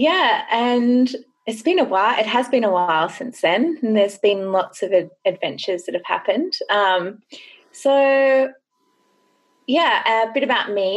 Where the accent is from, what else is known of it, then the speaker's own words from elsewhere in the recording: Grays Point, New South Wales, Australia; I grew up in Grays Point, which is right in the national